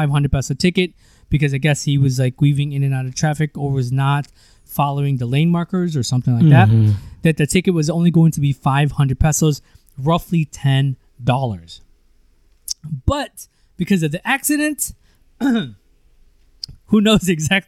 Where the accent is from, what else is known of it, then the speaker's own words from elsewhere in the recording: United States; moved away as an adult; now in Philippines; you and I grew up in the States